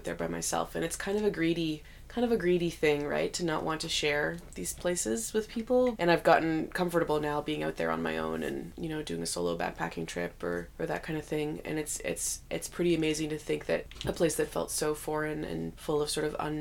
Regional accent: Ottawa, Ontario, Canada; moved away as an adult; now in Whitehorse, Canada; I grew up in Ottawa, more in eastern Canada

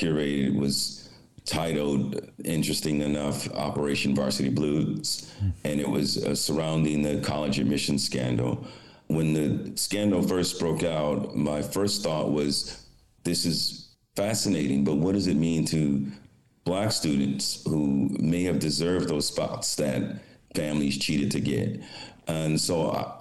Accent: Detroit, Michigan, United States; moved away as an adult; also born or lived in New York City / Rome, Italy; I grew up in Detroit, Michigan

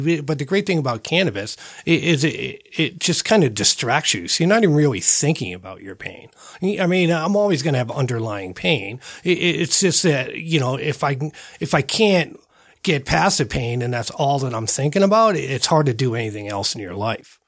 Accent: Northeast, United States; now in Colorado, United States; I'm from the Northeast.

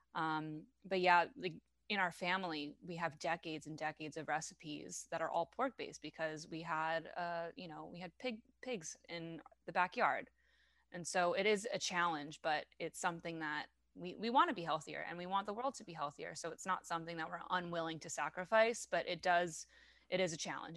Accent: France; accent: French; please excuse my French accent

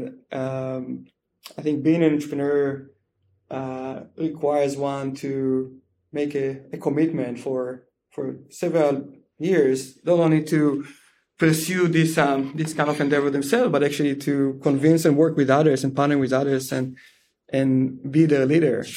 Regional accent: Israel; moved away as an adult; I grew up in Israel in a very small town

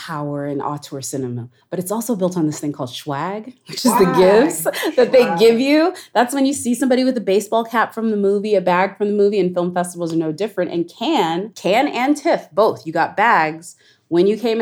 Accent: Montgomery, Alabama, United States; I was born in Montgomery, Alabama.

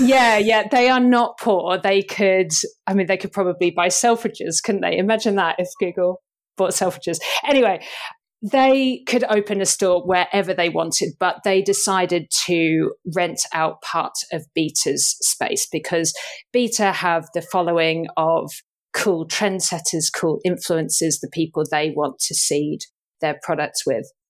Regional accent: United Kingdom; I'm thoroughly British

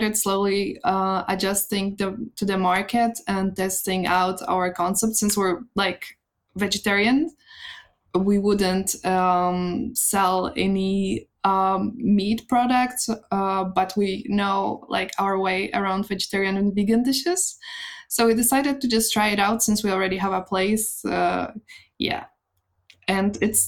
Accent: Poland; moved away as an adult; now in Denmark; I originally come from Poland, but I've moved to Denmark around 8 years ago to study international business and management

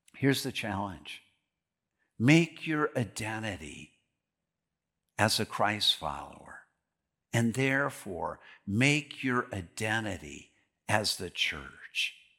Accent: Green Bay, Wisconsin, United States; now in Delano, United States; I grew up in Green Bay, Wisconsin

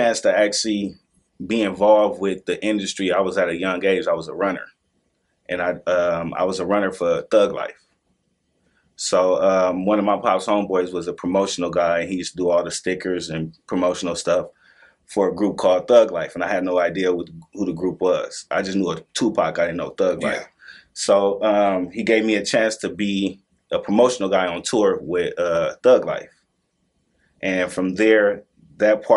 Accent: Los Angeles, California, United States; also born or lived in San Francisco / Houston; I'm from Los Angeles, California. I was raised on 99th and Hoover, and then we moved to the West Side.

